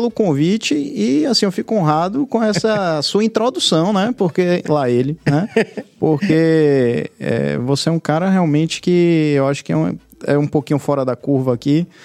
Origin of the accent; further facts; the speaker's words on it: Salvador, Bahia, Brazil; E eu... eu... sou de Salvador mesmo. Sim, você é daqui. É, você é soteropolitano. Nascido e criado em Brotas.